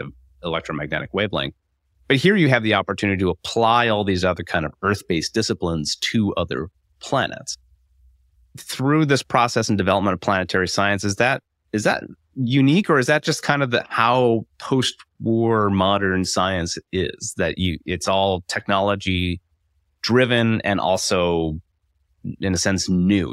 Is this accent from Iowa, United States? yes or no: yes; Iowa City, Iowa, United States; I'm from Iowa, I'm from Iowa City, and I grew up just a few blocks away from the Van Allen building